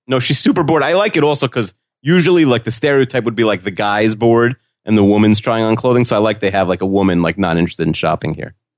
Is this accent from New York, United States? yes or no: yes; Long Island, New York, United States; We're both from Long Island